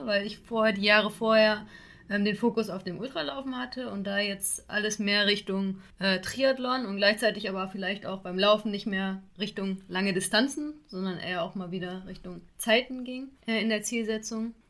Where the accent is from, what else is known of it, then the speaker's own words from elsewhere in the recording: Xanten, North Rhine-Westphalia, Germany; in meiner Heimat, wo ich zur Schule gegangen, gegangen bin, in Xanten